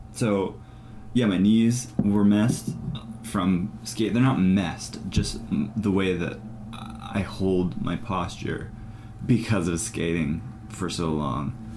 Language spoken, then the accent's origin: English; Ireland; I'm Irish.